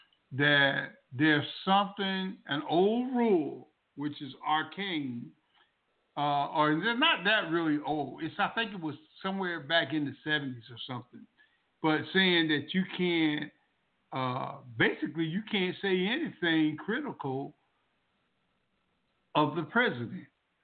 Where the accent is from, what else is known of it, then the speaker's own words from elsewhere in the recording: Southern United States, United States; born there; I've seen this movie when I was born in the South, in the segregated South.